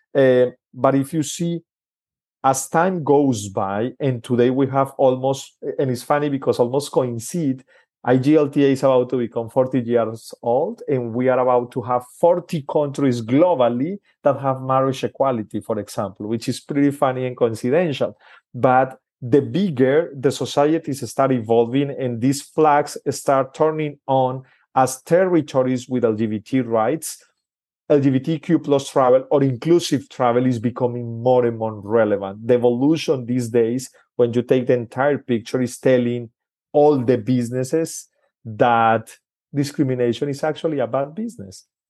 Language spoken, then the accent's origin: English; Colombia; I'm originally from Colombia, in South America